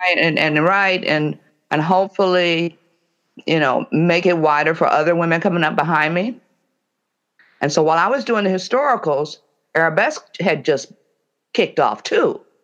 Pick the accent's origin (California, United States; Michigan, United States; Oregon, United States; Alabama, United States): Michigan, United States; Detroit; I'm from Detroit